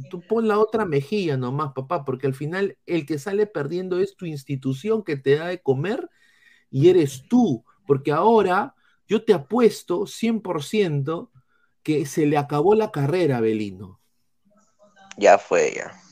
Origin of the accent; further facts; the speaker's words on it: Peru; A ver, pero si nosotros hiciéramos lo mismo con uno del plantel rival, la sanción se haría igual siendo nosotros peruanos.